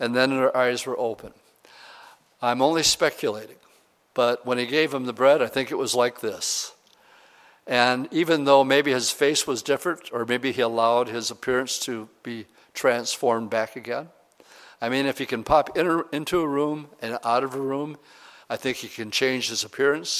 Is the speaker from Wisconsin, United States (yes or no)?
yes; Oshkosh, Wisconsin, United States; I'm from Oshkosh, Wisconsin